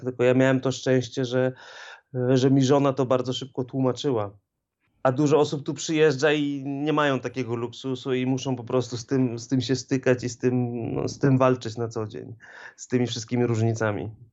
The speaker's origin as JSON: {"language": "Polish", "country": "Poland", "moved": "as an adult", "lives_now": "Greenland", "said": "ja też pochodzę z małego miasteczka"}